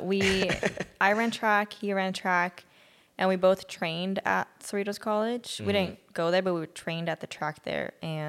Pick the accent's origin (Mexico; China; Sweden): Sweden; Gothenburg, Västra Götaland; now in United States; I'm from Gothenburg.